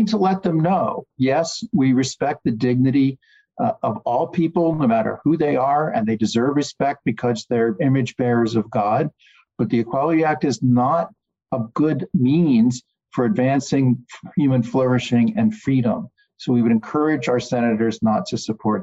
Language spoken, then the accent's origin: English; Virginia, United States; Commonwealth of Virginia, in my home state